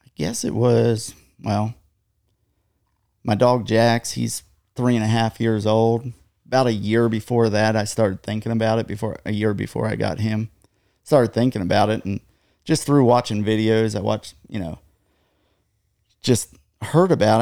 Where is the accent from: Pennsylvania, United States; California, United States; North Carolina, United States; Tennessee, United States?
Pennsylvania, United States; just north of Gettysburg; moved away as an adult; now in Texas, United States; just north of Gettysburg, Pennsylvania